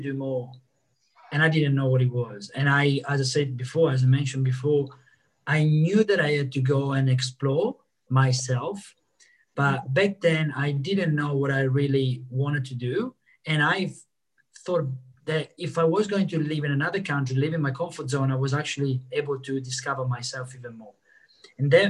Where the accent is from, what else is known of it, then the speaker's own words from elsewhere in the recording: Italy; moved away as an adult; now in Australia; I'm originally from Italy, and I've been in Italy for 25 years of my life. I left 8 years ago.